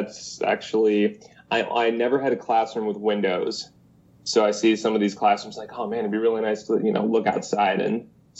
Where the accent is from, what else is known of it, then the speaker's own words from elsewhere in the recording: Elyria, Ohio, United States; now in Cincinnati, United States; I'm originally from the Cleveland area.